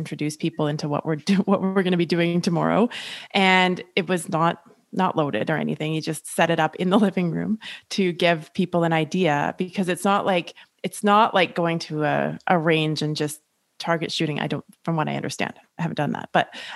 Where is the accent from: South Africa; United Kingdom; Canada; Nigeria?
Canada; Julie and I are both Canadian